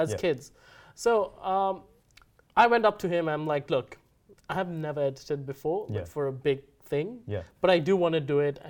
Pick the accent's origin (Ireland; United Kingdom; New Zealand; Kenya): Kenya; moved away as an adult; also born or lived in Mumbai, India / Queensland, Australia; now in Australia; I showed the Kenyan ID. And they're like, oh, where are you from? I'm like, Kenya?